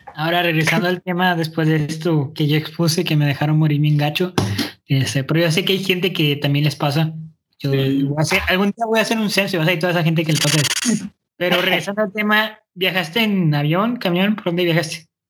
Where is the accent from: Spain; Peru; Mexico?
Mexico; Monterrey, Nuevo León; accent: norteño; yo crecí aquí, o sea, yo soy regio, yo soy neolonés